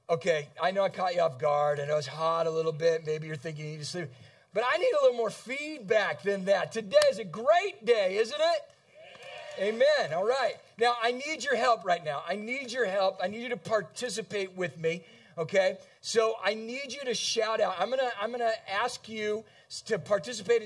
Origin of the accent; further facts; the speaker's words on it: San Diego, California, United States; now in Kalamazoo, United States; I grew up in San Diego, California